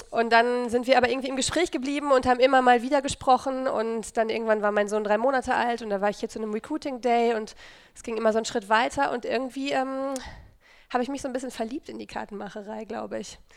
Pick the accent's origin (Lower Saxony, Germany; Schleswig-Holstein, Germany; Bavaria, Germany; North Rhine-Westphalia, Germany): North Rhine-Westphalia, Germany; Dortmund; ich komme ähm, aus Dortmund